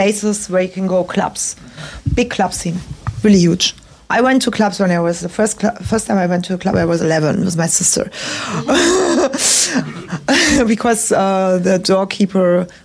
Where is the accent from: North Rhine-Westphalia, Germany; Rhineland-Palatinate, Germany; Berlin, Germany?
Berlin, Germany; I grew up in the West